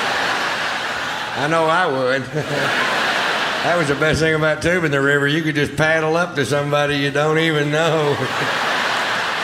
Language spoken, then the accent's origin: English; Texas, United States; I'm from Texas, born and raised in Texas